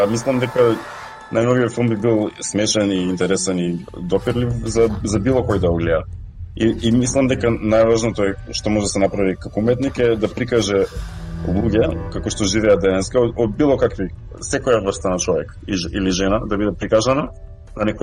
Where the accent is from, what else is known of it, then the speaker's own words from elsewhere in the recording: North Macedonia; now in Australia; очигледно сум роден таму. Кога зборувам македонски, зборувам без акцент.